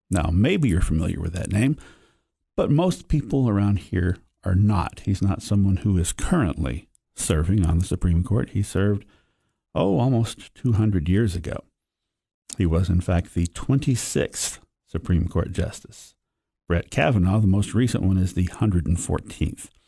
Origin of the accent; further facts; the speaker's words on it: White County, Tennessee, United States; also born or lived in Cumberland County, Tennessee / Putnam County, Tennessee; I was born in White County and worked for many years in Cumberland County as well as uh, Putnam County, where I uh, went to Tennessee Tech and got my graduate degree